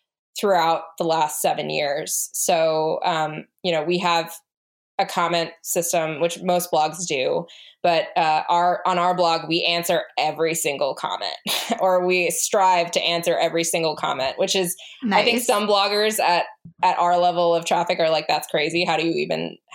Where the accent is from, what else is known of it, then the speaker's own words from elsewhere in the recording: United States; we are an American family